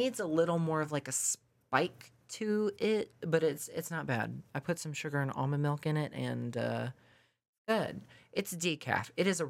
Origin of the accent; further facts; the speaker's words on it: Mississippi, United States; I'm born and raised here.